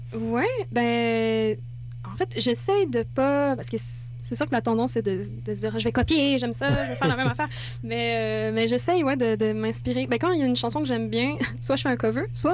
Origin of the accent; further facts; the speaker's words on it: France; moved away; je suis française